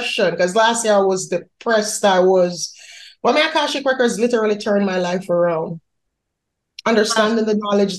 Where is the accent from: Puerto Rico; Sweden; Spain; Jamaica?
Jamaica; moved away as an adult; now in United States; I'm Jamaican by birth. I was born in Jamaica. I moved to the U.S. 2016